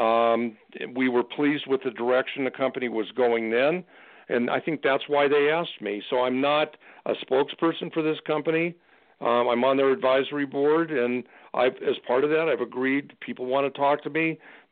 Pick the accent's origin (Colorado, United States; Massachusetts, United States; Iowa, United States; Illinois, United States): Colorado, United States; Denver; I live in Denver. I grew up in Denver, Colorado